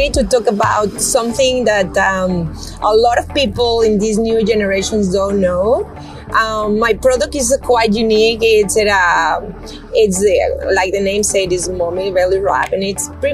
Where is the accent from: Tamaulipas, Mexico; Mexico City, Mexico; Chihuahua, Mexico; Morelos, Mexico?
Mexico City, Mexico; now in San Antonio, United States; I'm originally from Mexico City.